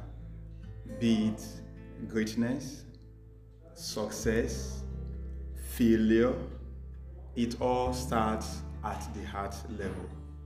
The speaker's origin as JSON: {"language": "English", "country": "Nigeria", "moved": "as an adult", "lives_now": "Delhi, India", "said": "I am from Nigeria, but presently a final year Master of Technology student at the Indian Institute"}